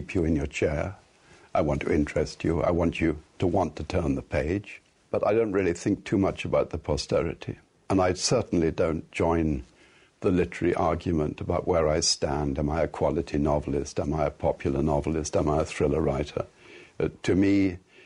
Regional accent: England, United Kingdom; I'm born and bred English. I'm English to the core.

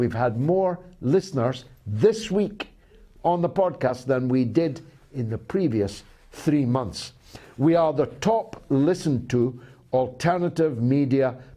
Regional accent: Dundee, Scotland, United Kingdom; a guy from a council house in Dundee

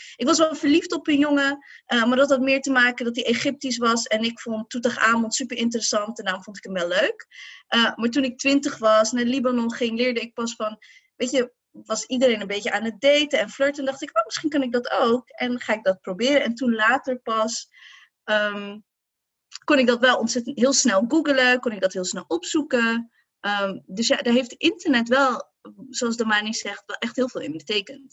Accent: Morocco; als Marokkaanse vrouw

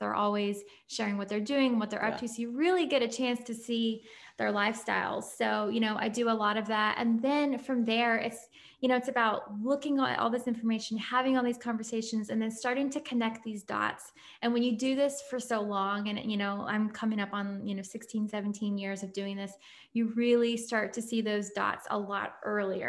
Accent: just outside Nashville, Tennessee, United States; moved away as an adult; also born or lived in London, United Kingdom / Paris, France / New York, United States / Columbus, Ohio, United States; I grew up in Tennessee, just outside Nashville.

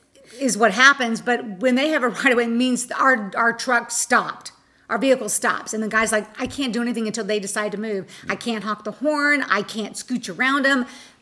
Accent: Florida, United States; we're from Florida

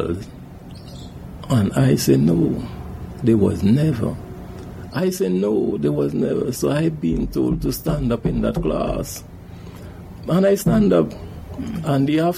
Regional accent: Sandy Bay, Charlotte, St. Vincent & Grenadines; growing up in Sandy Bay Village.

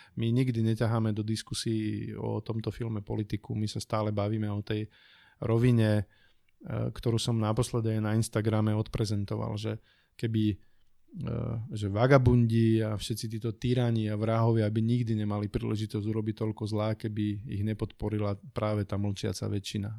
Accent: from below the Tatras, Prešov Region, Slovakia; moved away; also born or lived in Bratislava area; pochádzam z Tatier, teda spod Tatier

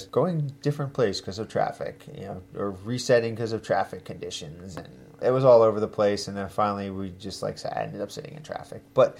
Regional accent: New Jersey, United States; he goes, where are you from? And I go, New Jersey.

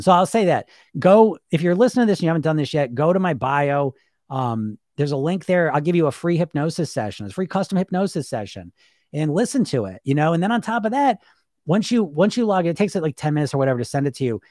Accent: United States; I grew up in the Greek environment in America

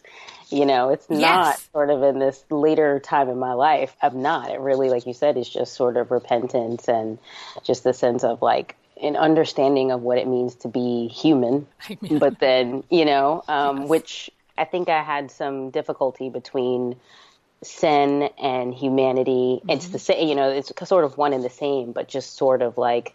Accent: New Jersey, United States; also born or lived in New York; We moved from New York to New Jersey when I was like in the second grade

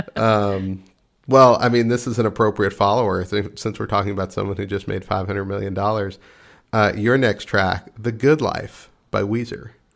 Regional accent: Texas, United States; I'm from Texas

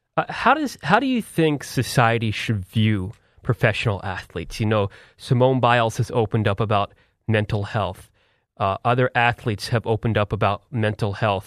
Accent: Philadelphia, Pennsylvania, United States; I'm from Philadelphia

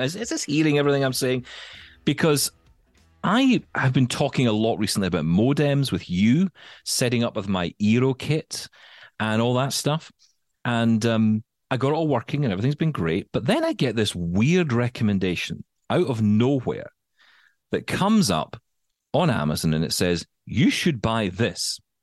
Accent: United Kingdom; as a Brit

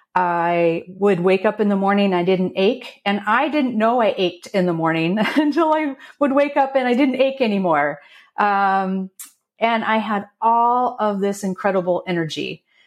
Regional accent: Portland, Oregon, United States; now in Snoqualmie Valley, United States; I grew up outside of Portland, Oregon.

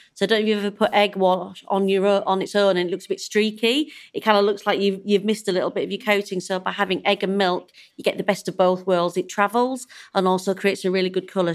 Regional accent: Yorkshire and the Humber, United Kingdom; I'm a Yorkshire lass

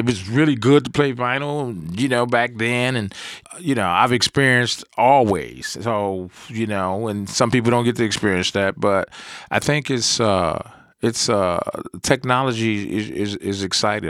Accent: New York, United States; moved away; I'm originally I'm from New York. I used to go back summertime

